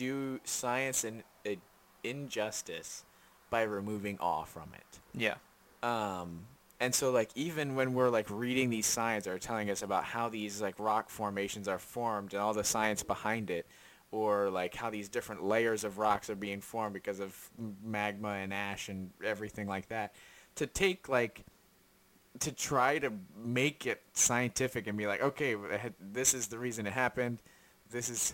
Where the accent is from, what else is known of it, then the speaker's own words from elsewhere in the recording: United States; As an American